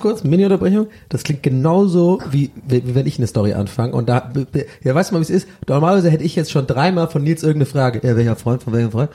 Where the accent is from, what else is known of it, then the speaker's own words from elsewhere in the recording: Cologne, North Rhine-Westphalia, Germany; Ich bin Kölner, ich komme aus Köln